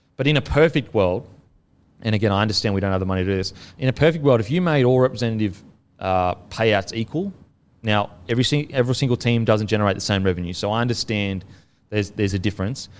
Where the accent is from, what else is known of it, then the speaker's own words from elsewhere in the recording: Queensland, Australia; being a Queenslander growing up there, I have a connection to it.